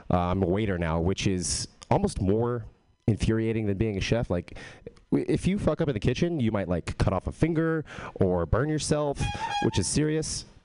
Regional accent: Texas, United States; I am from Texas but I don't have a Texas accent.

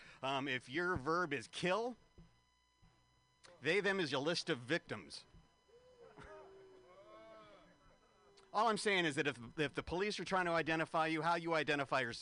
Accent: San Francisco, California, United States; San Francisco, this is my hometown.

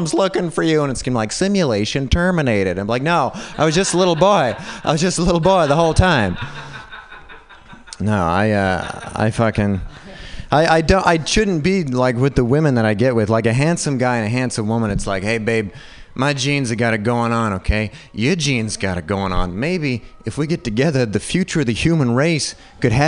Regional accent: Utah, United States; I was raised white in Utah.

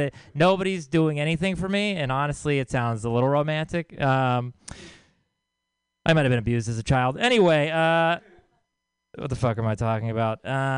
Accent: Texas, United States; I'm from Texas, and lately when I tell people that, they've been saying, oh, I'm sorry.

